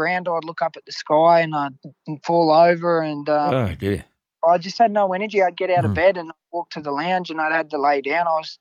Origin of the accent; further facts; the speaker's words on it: Grafton, New South Wales, Australia; I was able to win my hometown cup